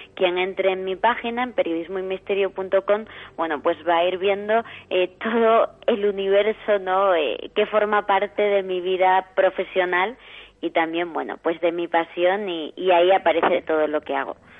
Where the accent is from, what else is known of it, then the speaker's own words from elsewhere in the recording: Las Hurdes, Extremadura, Spain; porque está en mi tierra